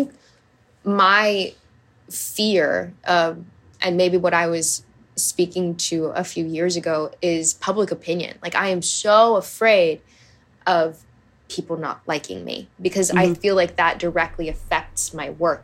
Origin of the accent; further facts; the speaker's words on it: Hawaii, United States; I grew up in Hawaii.